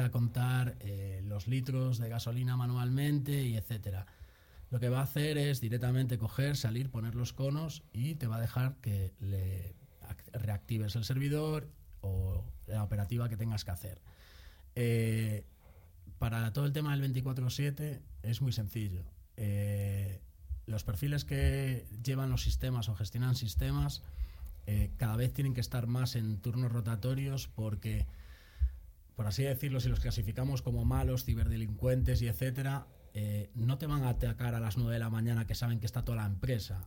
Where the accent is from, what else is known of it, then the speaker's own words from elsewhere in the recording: A Coruña, Galicia, Spain; moved away as an adult; also born or lived in Madrid; soy de La Coruña, pero hace muchos años por temas laborales me trasladé a Madrid